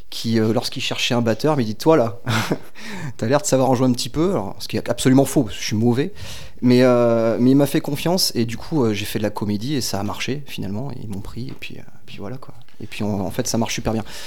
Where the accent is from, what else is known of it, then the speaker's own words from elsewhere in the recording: Guingamp, Brittany, France; moved away as an adult; now in Bordeaux, France; je suis breton. je viens de, de Guingamp